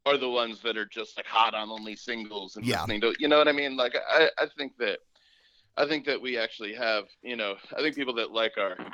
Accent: Newburgh, New York, United States; now in Austin, United States; I grew up about 40 minutes north of the city, 45 minutes north of the city, in a town called Newburgh, New York

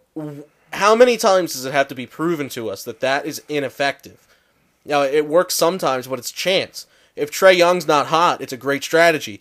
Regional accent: Philadelphia, Pennsylvania, United States; I'm from Philly

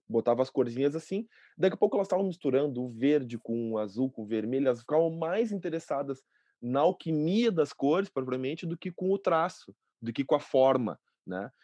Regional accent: Porto Alegre, Rio Grande do Sul, Brazil; Nasci aqui em Porto Alegre, moro aqui em Porto Alegre também

